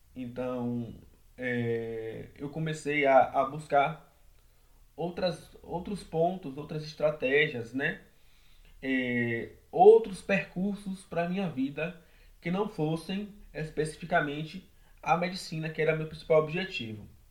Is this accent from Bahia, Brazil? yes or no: yes; São Félix, Bahia, Brazil; moved away as an adult; now in Salvador, Brazil; Nasci em São Félix, que é uma cidade do Recôncavo da Bahia, fica ali próxima a Muritiba, Cachoeira. E fui criado é, pela minha mãe, pela minha avó